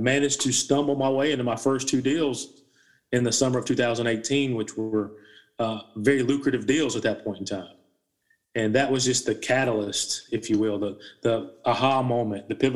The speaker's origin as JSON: {"language": "English", "region": "South Carolina", "country": "United States", "tie": "born or raised there", "said": "Born and raised in South Carolina, college educated."}